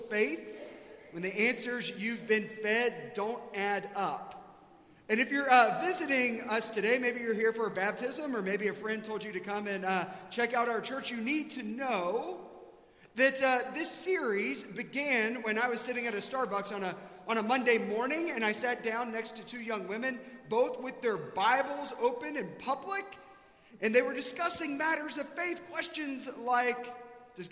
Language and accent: English; South Carolina, United States; now in Dallas, United States; I grew up in South Carolina